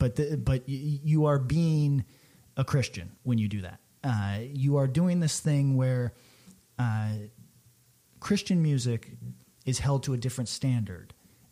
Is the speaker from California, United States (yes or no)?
no; Albany, New York, United States; I'm from Albany, New York